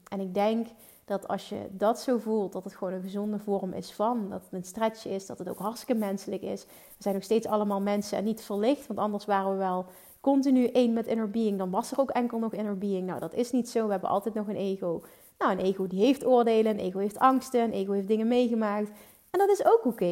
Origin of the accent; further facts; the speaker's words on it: Limburg, Netherlands; Ik kom uit Limburg